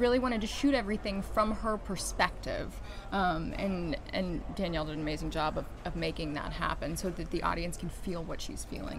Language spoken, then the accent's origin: English; Kentucky, United States; moved away; We are both from Kentucky originally